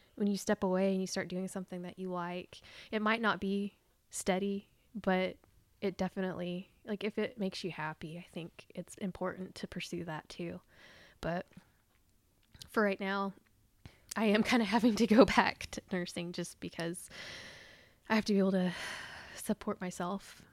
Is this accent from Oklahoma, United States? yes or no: yes; Fort Gibson, Oklahoma, United States; I grew up here in Oklahoma, um, out near, like, Fort Gibson and Wagner.